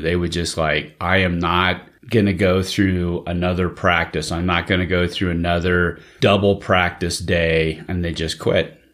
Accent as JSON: {"language": "English", "region": "Central Valley of California", "country": "United States", "tie": "born or raised there", "said": "growing up in the Central Valley of California"}